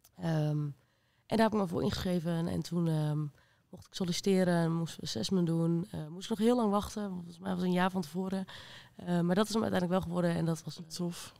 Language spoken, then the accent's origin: Dutch; Rijssen, Overijssel, Netherlands; ik kom uit Rijssen.